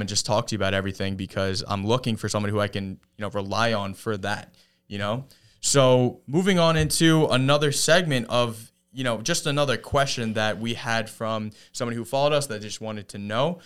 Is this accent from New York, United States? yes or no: yes; Jericho, New York, United States; I'm from Jericho